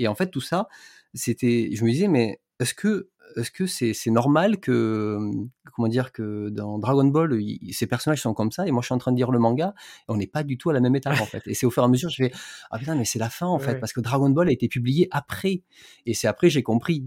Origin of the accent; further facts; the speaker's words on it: Alès, Occitania, France; moved away; moi je suis du sud, euh, suis dans le, je suis dans le Gard et je suis d'origine d'Alès